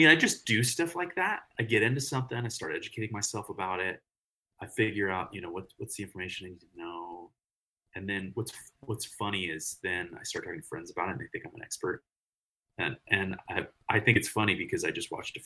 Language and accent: English; Morgan Hill, California, United States; I grew up south of San Jose, so on the outskirts with the cows